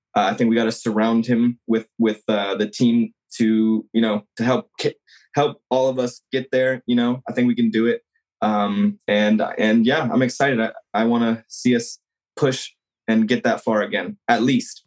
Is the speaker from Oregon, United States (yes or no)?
no; San Jose, California, United States; I grew up in San Jose